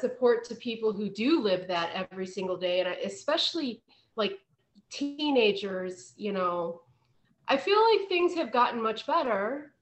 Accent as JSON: {"language": "English", "town": "Kent", "region": "Ohio", "country": "United States", "tie": "born or raised there", "said": "not that far from Pittsburgh. I grew up um, in around. You probably would know the Kent area."}